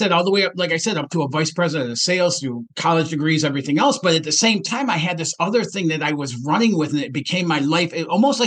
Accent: Detroit, Michigan, United States; I grew up in Detroit, Michigan

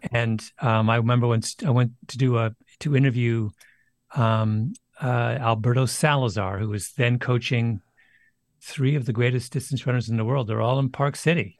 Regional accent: Canada; growing up in Canada without a T V

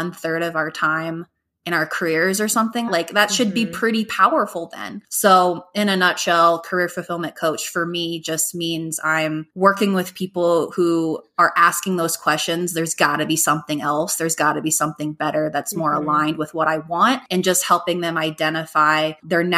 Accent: Golden, Colorado, United States; also born or lived in Hawaii; now in Denver, United States; I'm from Golden, Colorado, but I've been living in Denver for over 10 years.

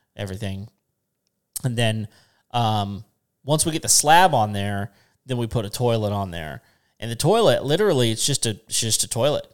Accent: West Texas, United States; I grew up in West Texas.

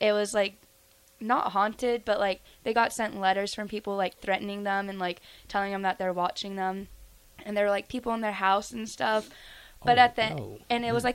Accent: Tennessee, United States; moved away as an adult; now in Nebraska, United States; I'm from Tennessee, and I'm a freshman.

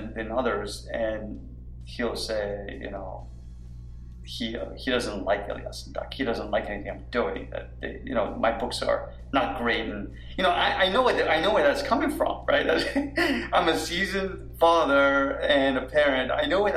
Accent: New York, United States; moved away as an adult; also born or lived in Washington, D.C.; I'm a product of growing up in New York and you know, as an adult in Washington, D.C.

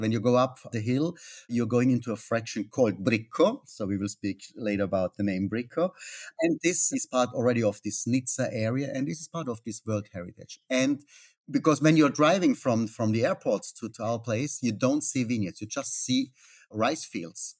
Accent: Austria; moved away as an adult; now in Italy; I'm not Italian. I'm from Austria.

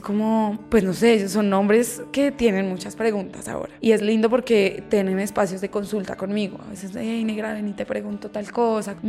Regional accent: Colombia; no solo como colombianas, sino como latinoamericanas

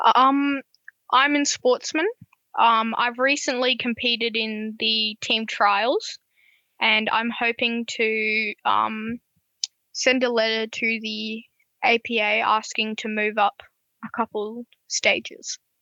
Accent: Gold Coast, Queensland, Australia; I'm from the Gold Coast, Queensland, as some people might know.

